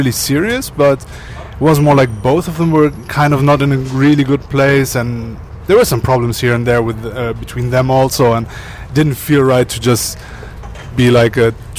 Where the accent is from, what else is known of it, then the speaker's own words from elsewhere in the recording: Germany; born there; Yes. I was born in Germany.